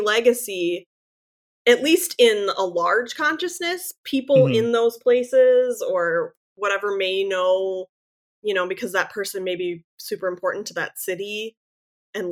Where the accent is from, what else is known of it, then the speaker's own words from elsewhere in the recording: Fargo, North Dakota, United States; my hometown, our Hector International Airport mm-hmm. in Fargo, North Dakota